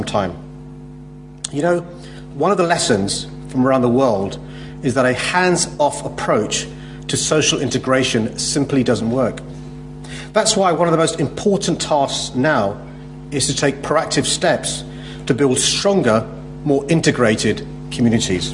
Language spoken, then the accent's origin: English; London, United Kingdom; my own experiences growing up in London